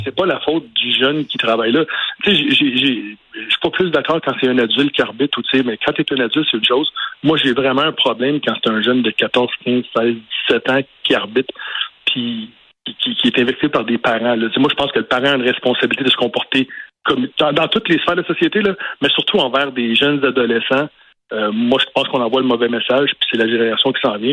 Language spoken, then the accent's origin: French; Montreal, Quebec, Canada; je viens de l'Est de la ville, je viens d'Anjou